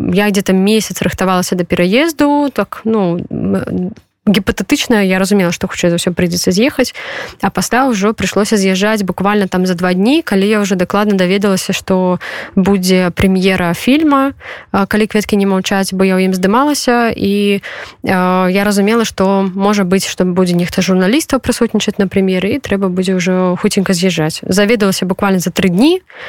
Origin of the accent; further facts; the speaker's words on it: Belarus; now in Poland; мы беларусы гэта наши падзеі тым больш что мы зараз знаходзіимся в польльше